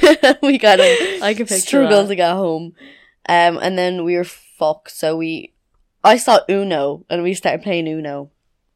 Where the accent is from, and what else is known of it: Meath, Leinster, Ireland